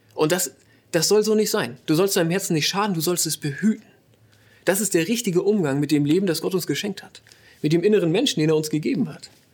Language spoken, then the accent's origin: German; Northern Germany, Germany; moved away as an adult; now in Ruhr area, Germany; Wir kommen eigentlich aus Norddeutschland